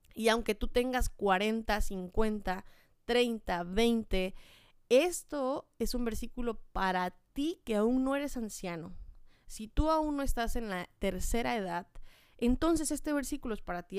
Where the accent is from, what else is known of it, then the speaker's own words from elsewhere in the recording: Chiapas, Mexico; moved away; yo soy de Chiapas